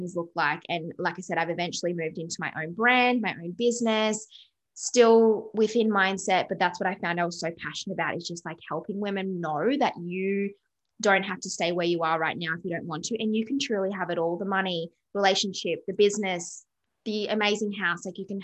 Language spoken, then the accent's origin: English; Canberra, Australian Capital Territory, Australia; moved away as an adult; now in Gold Coast, Australia; I'm originally from Canberra, which is very like corporate grind